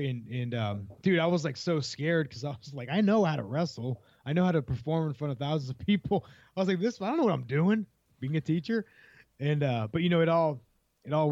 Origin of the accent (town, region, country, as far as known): Ohio, United States; moved away as an adult; also born or lived in Florida